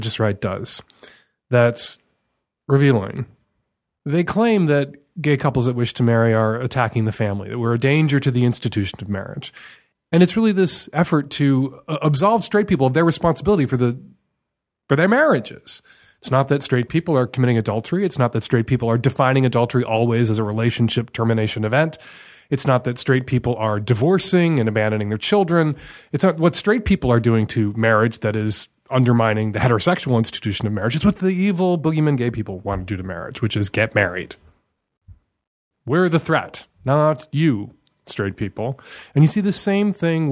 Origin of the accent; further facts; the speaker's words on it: Chicago, Illinois, United States; growing up in Chicago as a gay kid